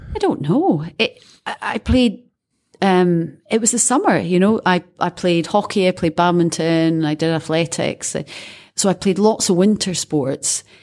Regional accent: Scotland, United Kingdom; being Scottish

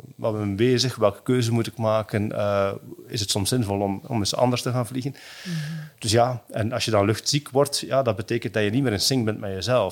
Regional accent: Belgium; also born or lived in Hong Kong; als Belg, als West-Europeaan

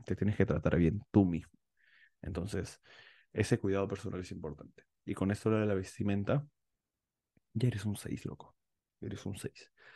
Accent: Peru; los peruanos somos considerados los feos de Latinoamérica

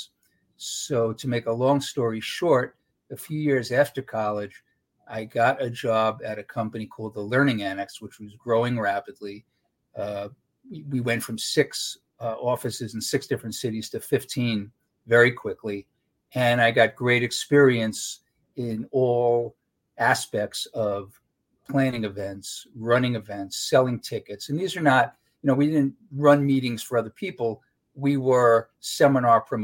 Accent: New York City, New York, United States; I grew up in Brooklyn

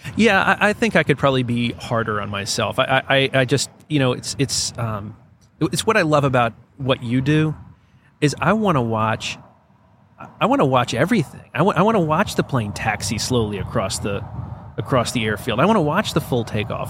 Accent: Greensboro, North Carolina, United States; born or raised there

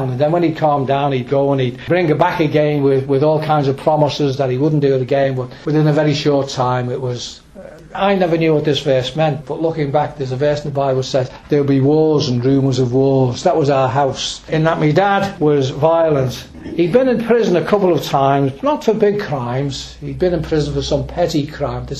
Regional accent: Birkenhead, North West England, United Kingdom; I was born in Birkenhead, born right outside Camelard's Gate. And we lived in a block of flats, a tenement block

